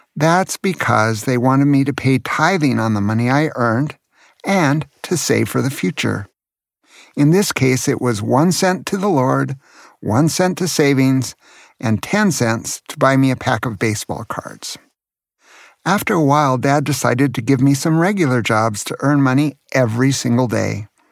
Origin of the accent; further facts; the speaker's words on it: Santa Cruz, California, United States; as a child while growing up in Santa Cruz, California